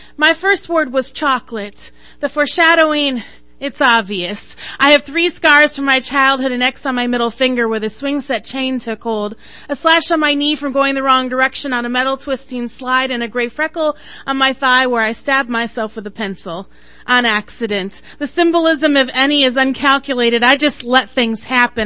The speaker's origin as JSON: {"language": "English", "region": "Idaho", "country": "United States", "tie": "born or raised there", "moved": "yes", "lives_now": "Minnesota, United States", "said": "I was born in Idaho."}